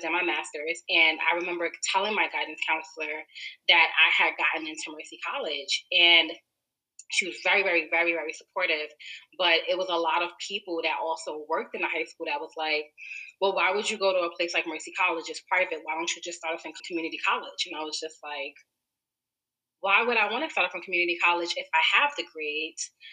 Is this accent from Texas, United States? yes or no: no; New York City, New York, United States; also born or lived in Harlem, New York; I was born and raised in Brooklyn